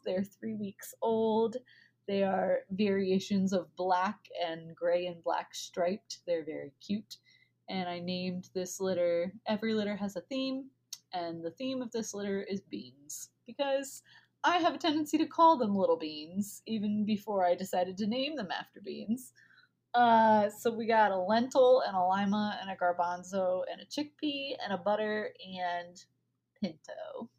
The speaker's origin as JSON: {"language": "English", "region": "the South", "country": "United States", "accent": "Southern", "said": "this one is my little butter bean that I say in my southern accent, because my granny calls them butter beans."}